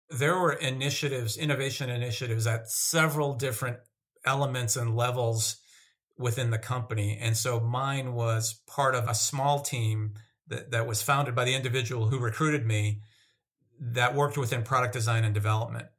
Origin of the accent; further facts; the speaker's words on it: Massachusetts, United States; moved away as an adult; also born or lived in Northern California / Minnesota / San Diego; I grew up in Massachusetts.